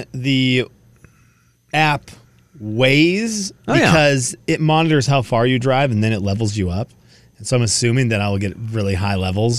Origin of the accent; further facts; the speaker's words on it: Venezuela; because I do want to visit some people that I grew up with in Venezuela who live along the route.